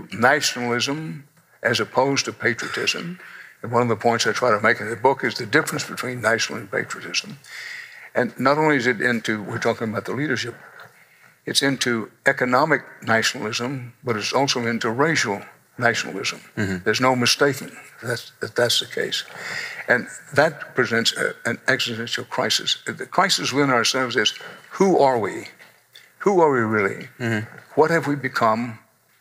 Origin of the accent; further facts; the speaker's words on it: Houston, Texas, United States; moved away as an adult; now in New York, United States; I'm Texan to the core, I'm Texas born, Texas bred, and when I die, I will be Texas dead